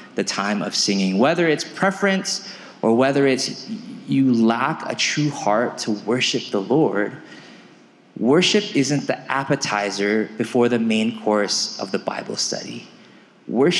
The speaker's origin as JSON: {"language": "English", "region": "California", "country": "United States", "tie": "born or raised there", "moved": "yes", "lives_now": "Aurora, United States", "said": "I was born and raised in California."}